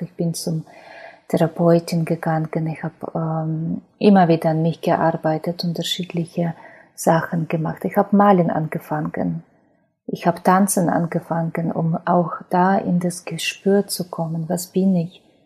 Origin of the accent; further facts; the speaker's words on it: Ukraine; German is a second language; moved away as an adult; now in Germany; Ich bin in Ukraine geboren, bin jetzt ähm, 41 Jahre alt